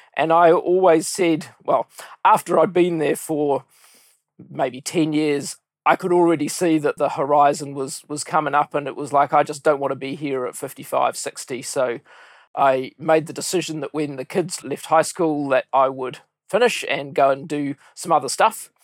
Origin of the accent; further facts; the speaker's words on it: New Zealand; came back to my hometown, started with Coopers and Lybrand